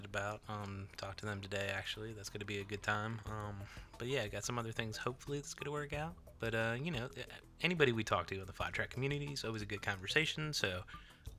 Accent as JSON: {"language": "English", "region": "North Carolina", "country": "United States", "said": "I'm from the one on the north"}